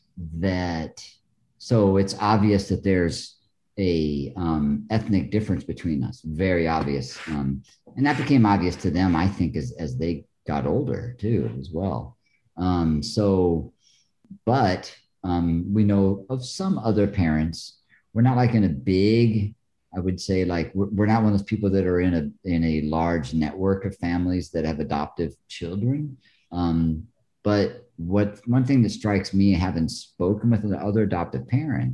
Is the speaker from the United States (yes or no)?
yes; Iowa, United States; first language English; moved away; also born or lived in North Carolina; I grew up in Iowa